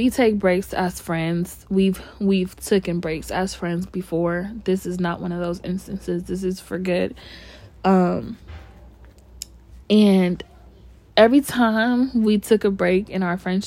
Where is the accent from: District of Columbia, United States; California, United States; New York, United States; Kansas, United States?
California, United States; born and raised in California